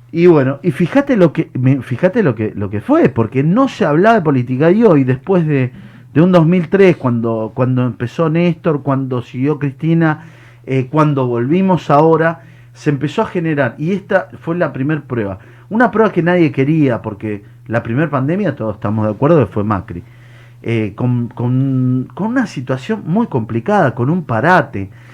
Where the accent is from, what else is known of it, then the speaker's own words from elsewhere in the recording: Ingeniero Maschwitz, Buenos Aires, Argentina; soy vecino de Mawich, estoy ahí atrás. Bueno, mi barrio es Doña Justa.